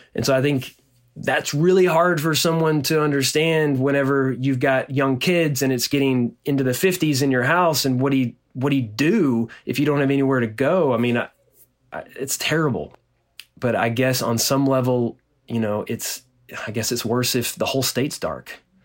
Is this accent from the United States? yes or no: yes; Nacogdoches, Texas, United States; my hometown in, in Nacogdoches, Texas, which is a small town in East Texas